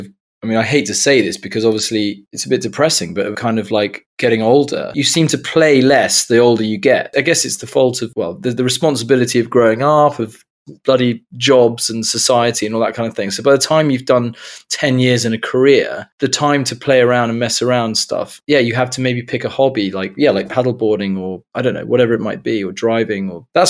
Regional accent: Somerset, South West England, United Kingdom; growing up in Somerset was I learned to drive in a field

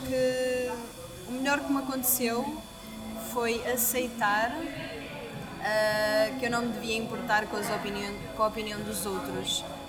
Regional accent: Portugal; sou portuguesa

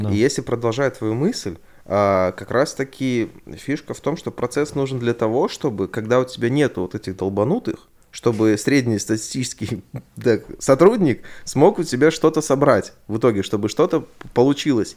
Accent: Belarus; я белорус.

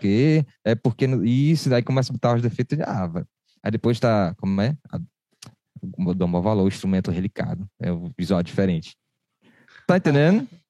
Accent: Recife, Pernambuco, Brazil; now in Fortaleza, Brazil; eu cresci em Recife

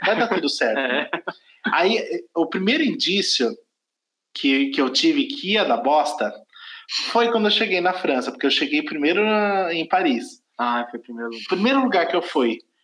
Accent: Brazil; eu sou brasileiro, não falo, não falo francês

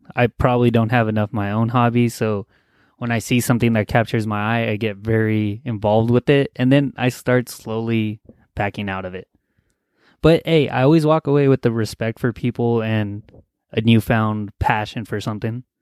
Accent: Los Angeles, California, United States; I'm from California, L A area, and I live in a California bubble

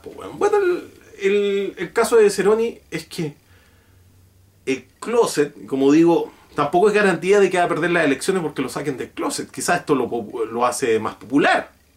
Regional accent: Chile

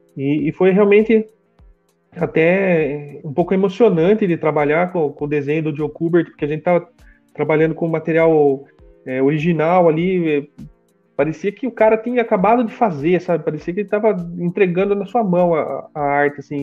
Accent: Brazil; a gente é do Brasil

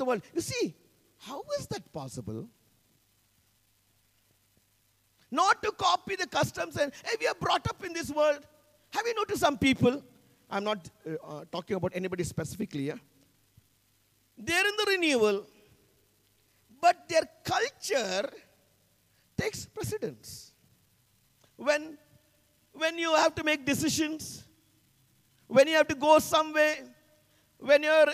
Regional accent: India; I come from the Anglo-Indian community.

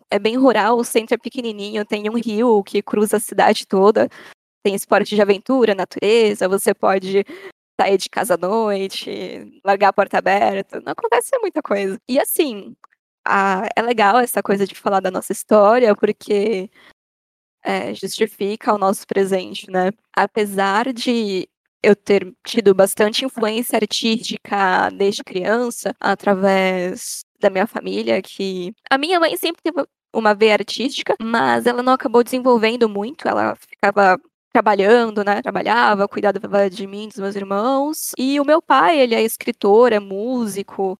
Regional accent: São Paulo, Brazil; moved away as an adult; now in Socorro, Brazil; eu nasci na cidade de São Paulo, na, na querida Zona Norte

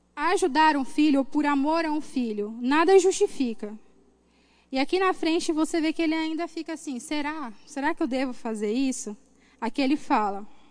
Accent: Cuiabá, Mato Grosso, Brazil; born or raised there

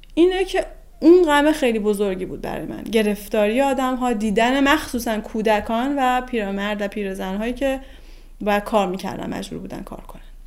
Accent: northern Iran, Iran; moved away as an adult; also born or lived in Tehran; دلم هم پر میکشید برای شهر زندگی، شهر زادگاهم و به هر حال با همه این شرایط من به اینجای رسیدم که تصمیم گرفتم برگردم دیگه جمع کردم و برگشتم شمال

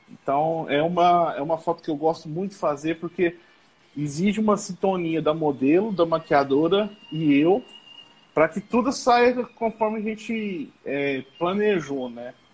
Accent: Passos, Minas Gerais, Brazil; Eu sou aqui da cidade de Passos, Minas Gerais. É, minha cidade fica uns 40 minutos, mais ou menos, da cidade de Capitólio.

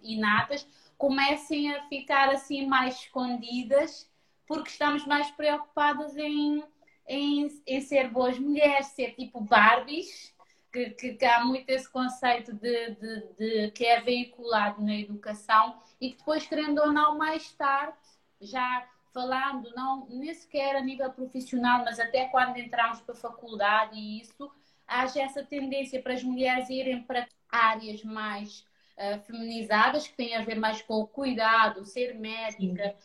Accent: Cape Verde; moved away as an adult; also born or lived in Lisbon, Portugal; now in Portugal; eu venho de Cabo Verde, sou mesmo cabo-verdiana de sangue, uh, só vim para Lisboa com 18 anos

